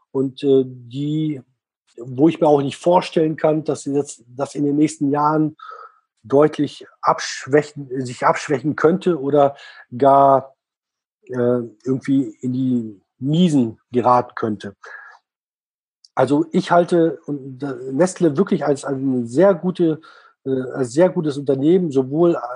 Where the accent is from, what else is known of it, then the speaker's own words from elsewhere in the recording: Switzerland; also ich als Schweizer, wenn ich in der Schweiz leben, äh, leben würde